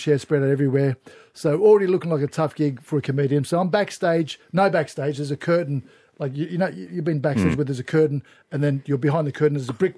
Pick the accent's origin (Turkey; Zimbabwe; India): Turkey; now in Australia; I was born in Turkey.